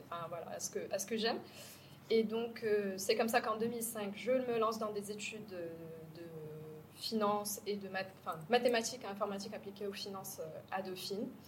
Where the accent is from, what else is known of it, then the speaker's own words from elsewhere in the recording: Casablanca, Casablanca-Settat, Morocco; moved away as an adult; also born or lived in France; je, suis née, j'ai grandi à Casa.